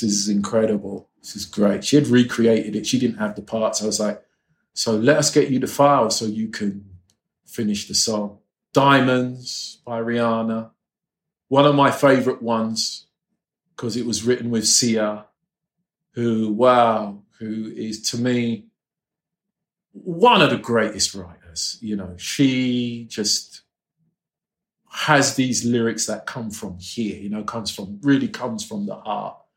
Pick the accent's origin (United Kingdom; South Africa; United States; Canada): United Kingdom; England; moved away; coming from England, you were taught not to be cocky.